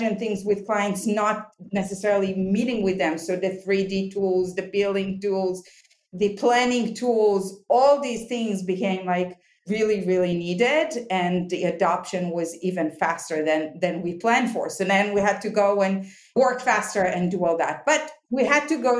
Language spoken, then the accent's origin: English; Israel; moved away as an adult; also born or lived in New York, United States / Tel Aviv; now in Palo Alto, United States; So originally we are from Israel. We moved to New York back in 2000